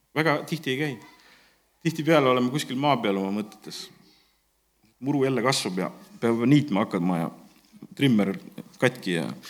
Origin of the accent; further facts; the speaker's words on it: Estonia; also born or lived in Tallinn / Ingria (maternal ancestry, Ingrian Finn); me oleme eestlased